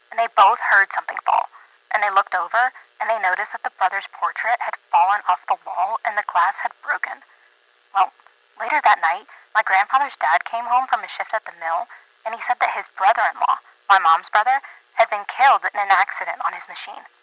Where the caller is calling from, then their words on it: McAdenville, North Carolina, United States; Hi, Bart. … from McAdenville.